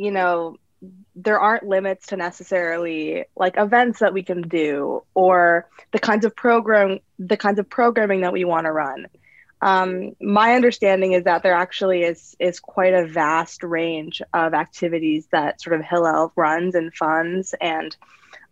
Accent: Toronto, Ontario, Canada; I'm from Toronto, and I'm an English major

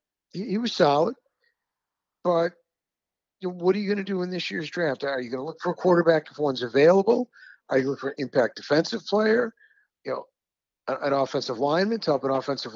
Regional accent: Rochester, United States; Rochester, my hometown

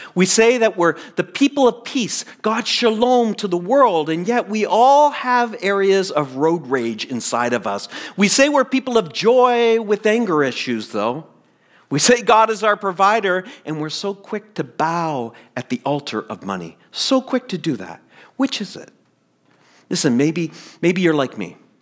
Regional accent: the Maritimes, Canada; moved away as an adult; also born or lived in Toronto; I'm really different from the kid who left the Maritimes.

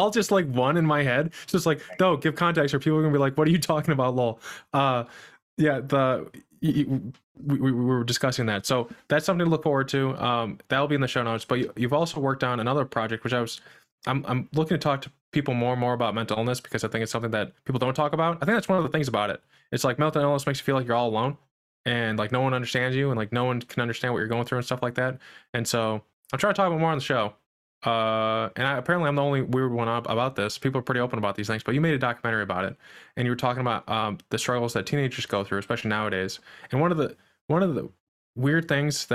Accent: Midwest, United States; I'm from the Midwest

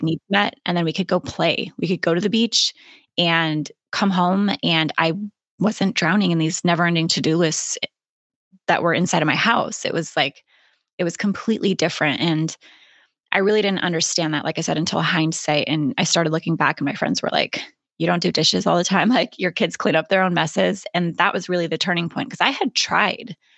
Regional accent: Alaska, United States; moved away as an adult; also born or lived in Florida / Idaho / California; I was born and raised in Alaska

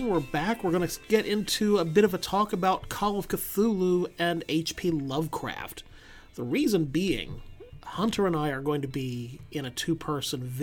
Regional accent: United Kingdom; being British people, I'm thinking there's they're going to bake Christmas into it in some way or other.

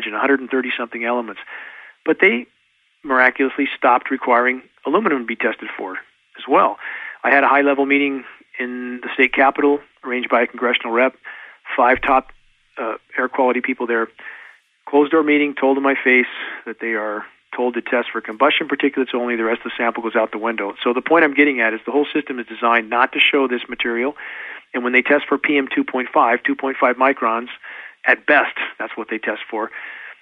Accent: Southern California, United States; now in Pacific Northwest, United States; growing up in Southern California, gagging on smog

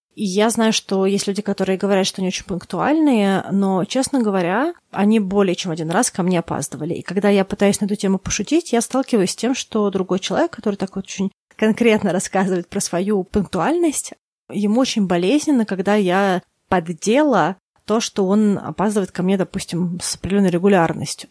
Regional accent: Russia; я выросла в России

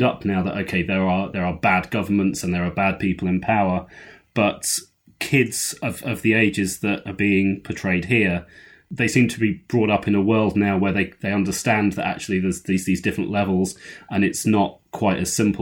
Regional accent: United Kingdom; I'm young enough and British enough

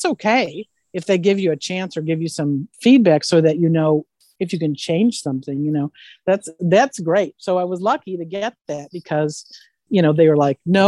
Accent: Illinois, United States; moved away as an adult; also born or lived in Santa Maria, California; I'm from Illinois and I was trained in theater

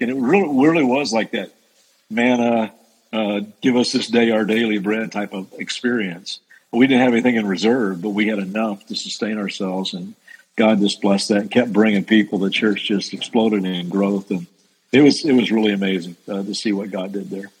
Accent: Central Kentucky, United States; moved away as an adult; also born or lived in Las Vegas; growing up in Central Kentucky

